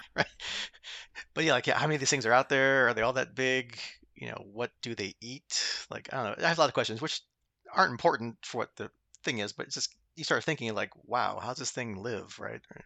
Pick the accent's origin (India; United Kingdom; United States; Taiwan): United States; being American